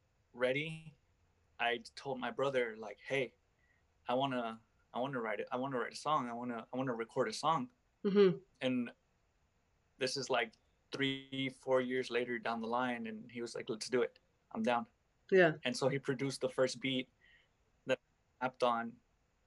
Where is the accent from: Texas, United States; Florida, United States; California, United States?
California, United States; Los Angeles; I'm from Los Angeles